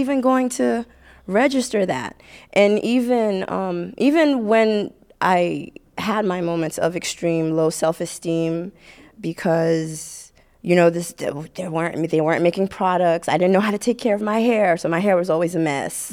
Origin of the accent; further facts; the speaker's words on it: Haiti; now in United States; I grew up in Haiti